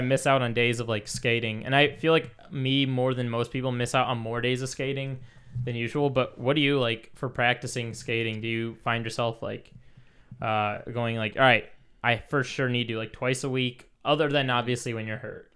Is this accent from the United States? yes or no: yes; Michigan, United States; moved away; we're both from Michigan originally